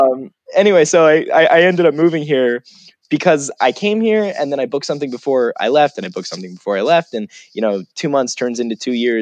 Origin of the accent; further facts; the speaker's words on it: Falling Waters, West Virginia, United States; I grew up in West Virginia. I grew up in a place called Falling Waters, West Virginia. Even when I say it, a bit of my accent comes back.